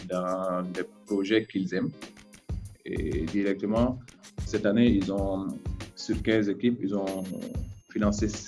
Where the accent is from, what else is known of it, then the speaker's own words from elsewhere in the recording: Mali; moved away as an adult; also born or lived in Kayes / Gao / Mopti / Bamako; now in Accra, Ghana; je suis du Mali, né à, à Kaï. le papa et la maman viennent de Ségou. Euh, j'ai grandi euh, un peu partout au Mali, euh, des Kay à Gao, des Gao à Mopti.